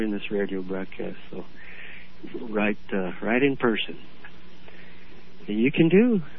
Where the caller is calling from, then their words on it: Florida, United States; Hi, uh, I'm calling from Florida, and we appreciate you um, teaching us all this stuff.